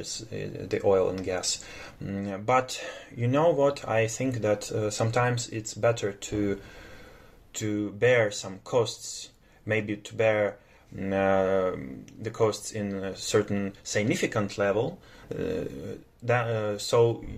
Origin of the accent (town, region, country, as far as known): Ukraine